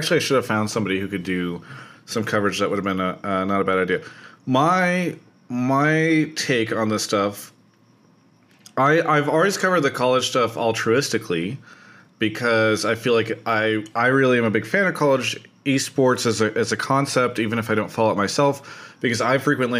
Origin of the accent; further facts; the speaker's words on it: California, United States; as a Californian